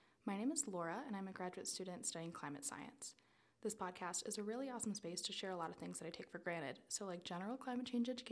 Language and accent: English; South Florida, United States; moved away; I'm originally from South Florida